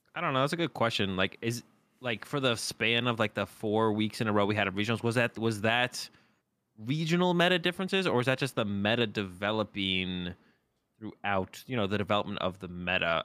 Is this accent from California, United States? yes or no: no; Boston, Massachusetts, United States; I'm also from Boston